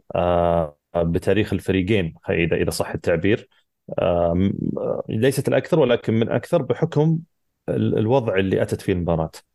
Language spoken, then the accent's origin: Arabic; Saudi Arabia